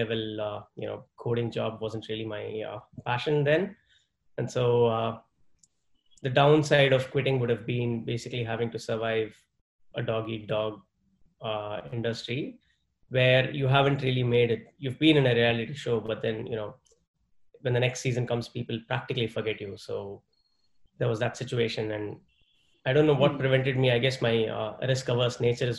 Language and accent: English; Delhi, India; also born or lived in Chennai / Mumbai / Salem; So I grew up mainly in Delhi and Bombay during my formative years. Well, the first 5 years of my life where I didn't really, understand much, that was in Chennai.